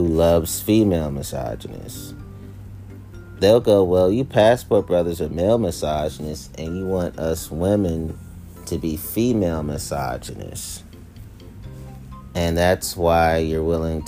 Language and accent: English; Washington, District of Columbia, United States; if I say I'm from Washington, D.C., which I am. I'm a native Washingtonian